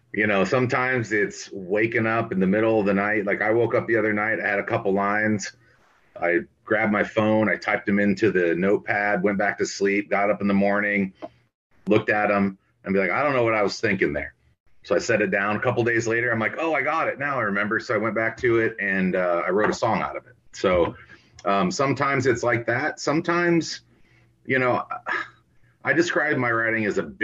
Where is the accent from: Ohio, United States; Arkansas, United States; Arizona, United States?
Ohio, United States; Lodi; now in Thornville, United States; Growing up in Lodi, Ohio, we didn't have a whole lot going on